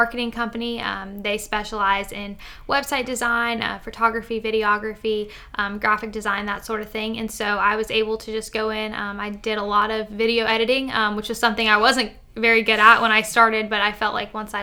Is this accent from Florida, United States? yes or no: yes; Marion County, Florida, United States; I'm from Marion County, Florida